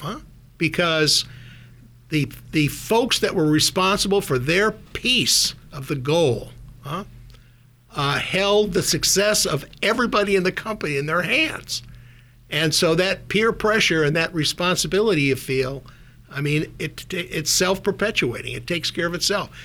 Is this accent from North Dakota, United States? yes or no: yes; Minot, North Dakota, United States; moved away as an adult; also born or lived in Minnesota; now in Silicon Valley, United States; I grew up in Minot, North Dakota, a town of about, at the time, 25, 30,000 people.